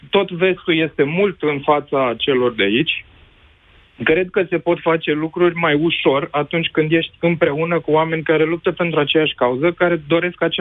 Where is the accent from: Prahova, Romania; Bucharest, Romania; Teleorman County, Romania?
Bucharest, Romania; Bineînțeles, și din București.